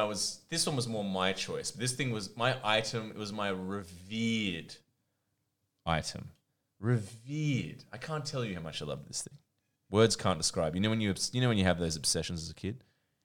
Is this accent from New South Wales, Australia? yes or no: yes; Sydney, New South Wales, Australia; first language Croatian; English is a second language; I was a little little tyke on the beaches of DY.